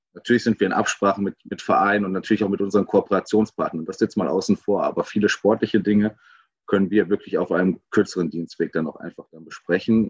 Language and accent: German; Gelsenkirchen, North Rhine-Westphalia, Germany; ich komme aus Gelsenkirchen